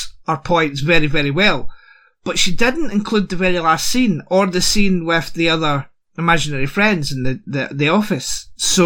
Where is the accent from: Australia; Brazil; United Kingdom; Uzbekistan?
United Kingdom; Scotland; me being a Scot